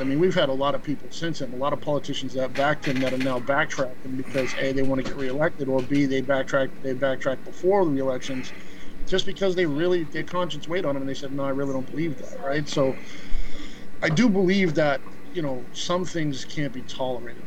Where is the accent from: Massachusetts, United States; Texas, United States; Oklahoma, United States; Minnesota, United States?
Massachusetts, United States; Boston; moved away as an adult; now in Florida, United States; I live in Florida, but I'm from Boston. I grew up in Grove Hall on Castle Gate Road